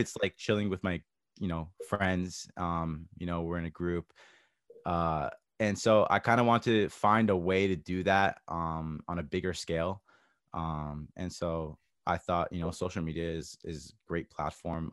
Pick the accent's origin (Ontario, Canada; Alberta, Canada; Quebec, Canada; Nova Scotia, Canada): Ontario, Canada; Toronto; I grew up in Toronto, a multicultural area.